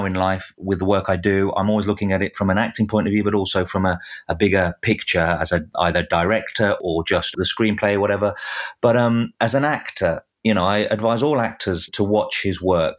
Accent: England, United Kingdom; as an Englishman

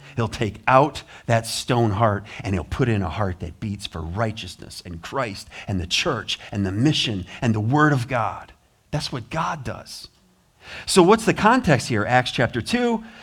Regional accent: United States; I'm from America

